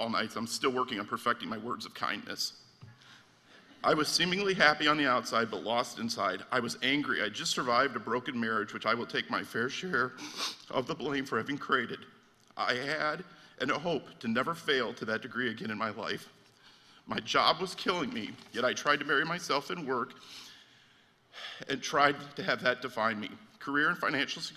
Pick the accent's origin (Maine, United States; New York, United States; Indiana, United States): Indiana, United States; Michigan City; I grew up in Michigan City.